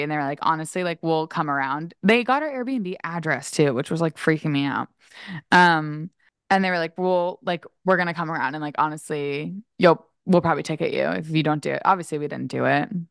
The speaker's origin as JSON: {"language": "English", "region": "Maryland", "country": "United States", "tie": "born or raised there", "said": "I grew up skiing in Maryland and, like, around Maryland"}